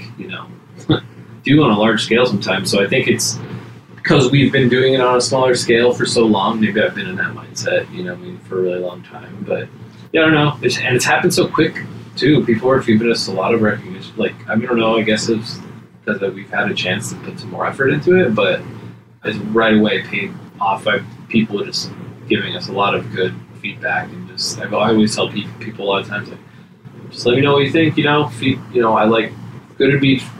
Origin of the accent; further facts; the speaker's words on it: Los Angeles, California, United States; I'm originally from here. I'm just from